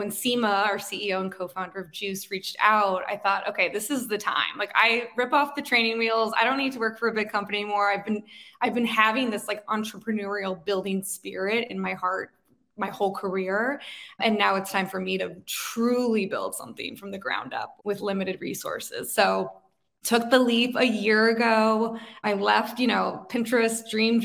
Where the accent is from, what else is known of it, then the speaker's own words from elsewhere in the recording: Chicago, Illinois, United States; moved away; I was in Chicago, which is my hometown. My husband and I both grew up there